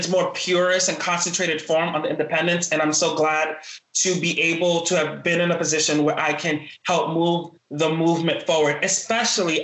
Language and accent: English; New York City, New York, United States; also born or lived in Norfolk, Virginia; I'm born and raised in the South Bronx